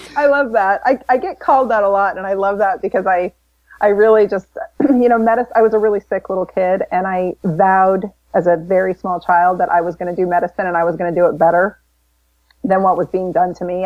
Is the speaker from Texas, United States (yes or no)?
no; Florissant, Missouri, United States; I was born in St. Louis, Missouri. Well, Florissant, Missouri, just outside of St. Louis, so in the Midwest.